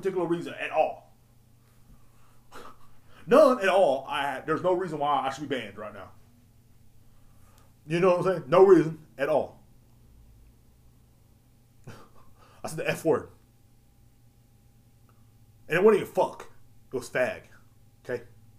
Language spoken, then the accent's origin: English; Marble Falls, Texas, United States; moved away as an adult; also born or lived in Llano, Texas; Marble Falls is close to Austin. That's where I'm from.